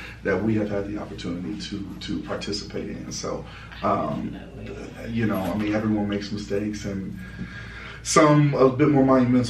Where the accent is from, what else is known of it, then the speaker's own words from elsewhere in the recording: Cleveland, Ohio, United States; Born and raised.